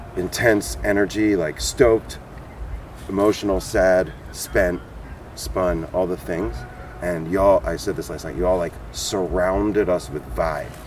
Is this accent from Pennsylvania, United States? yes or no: yes; Philadelphia, Pennsylvania, United States; also born or lived in New Jersey; I'm from the Philly area